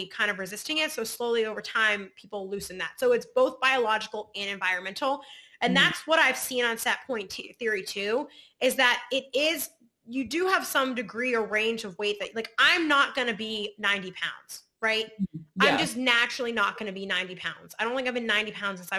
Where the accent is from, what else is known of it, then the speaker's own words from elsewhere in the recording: Pittsburgh, Pennsylvania, United States; I'm from Pittsburgh and I'm Polish